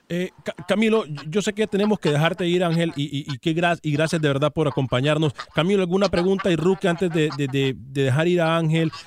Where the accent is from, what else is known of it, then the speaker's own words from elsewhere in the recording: Honduras; accent: Honduran; se me salió el hondureño